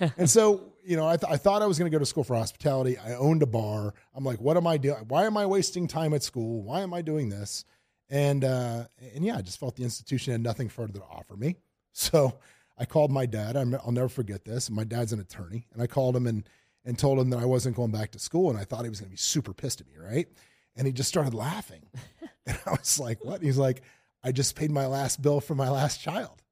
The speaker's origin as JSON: {"language": "English", "town": "Lake City", "region": "Florida", "country": "United States", "also_born_or_lived": "Tampa, Florida", "moved": "as an adult", "lives_now": "Las Vegas, United States", "said": "I'm from a little town called Lake City, Florida, but I had moved here from Tampa"}